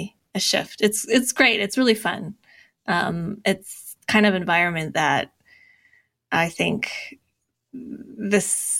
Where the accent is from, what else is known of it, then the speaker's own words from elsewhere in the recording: Fort Collins, Colorado, United States; moved away as an adult; also born or lived in Bay Area, California / Los Angeles, California; now in Boulder, United States; I grew up in Fort Collins, which is nearby